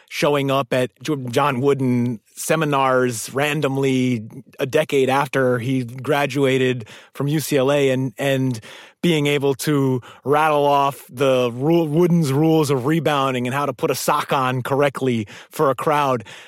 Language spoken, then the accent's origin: English; New York City, New York, United States; as a New Yorker